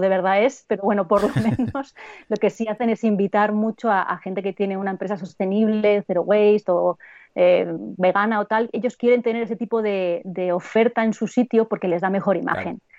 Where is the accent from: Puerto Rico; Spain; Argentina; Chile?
Spain; el amor que tenemos los españoles por la comida